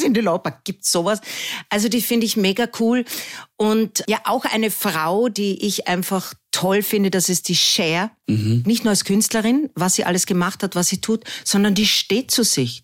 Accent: Carinthia, Austria; moved away as an adult; also born or lived in Vienna; ich als Kärntnerin

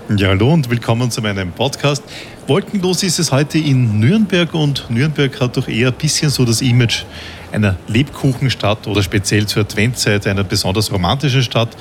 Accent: Austria; in Österreich, dort wo ich zu Hause bin

